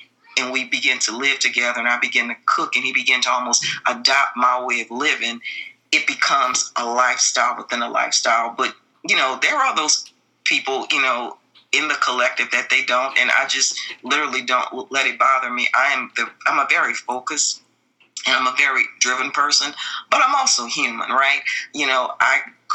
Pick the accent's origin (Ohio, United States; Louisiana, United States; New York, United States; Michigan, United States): Louisiana, United States; New Orleans; I'm from Louisiana. I come from New Orleans